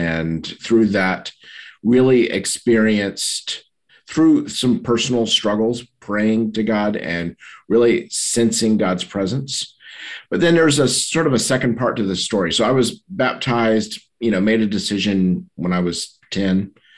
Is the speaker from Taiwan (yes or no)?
yes; Taiwan; born there; I was born in Taiwan. And so I don't have any memory of not knowing about Jesus or the church.